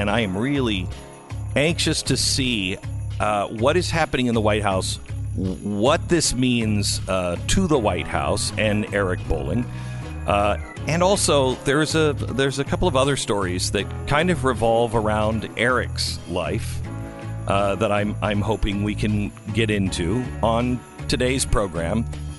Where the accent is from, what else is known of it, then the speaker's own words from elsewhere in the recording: Bellingham, Washington, United States; I grew up just outside of Bellingham, Washington, and I had a pen pal, and he was in, I think, Troy, New York.